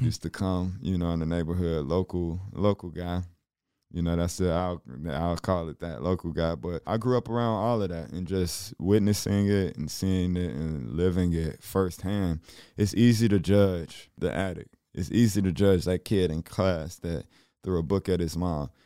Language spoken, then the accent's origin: English; Chicago, Illinois, United States; growing up in Chicago